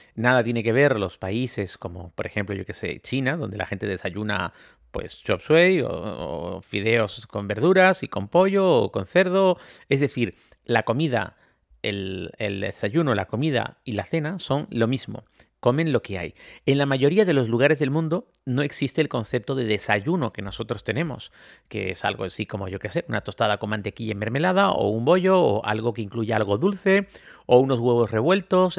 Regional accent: Spain; yo soy de España

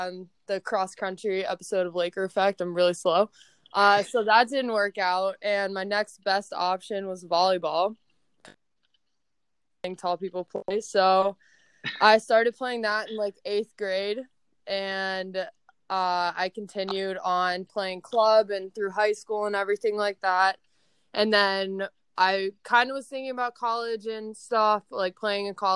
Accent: Pittsburgh, Pennsylvania, United States; I'm from Pittsburgh

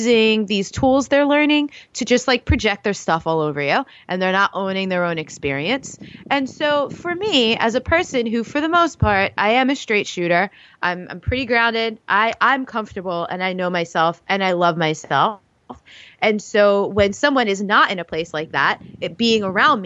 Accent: New York, United States; I'm from New York.

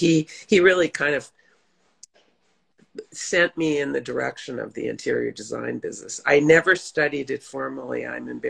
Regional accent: Los Angeles, California, United States; also born or lived in New York; I grew up in Los Angeles primarily

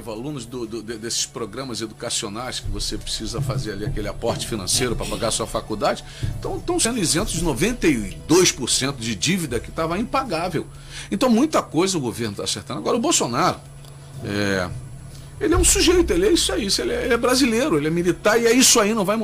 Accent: Brazil; Eu sou brasileiro

